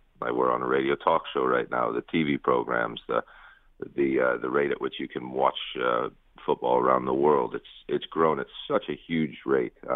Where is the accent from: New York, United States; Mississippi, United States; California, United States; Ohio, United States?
Ohio, United States; Bay Village; also born or lived in Lakewood, Ohio; I grew up in Bay Village